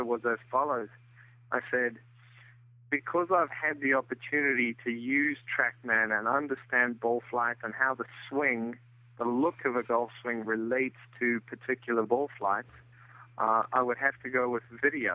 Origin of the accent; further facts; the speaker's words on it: South Africa; moved away as an adult; also born or lived in Florida, United States; now in Bluffton, United States; I'm originally from South Africa. Came over to the U.S. In the mid-80s, played college golf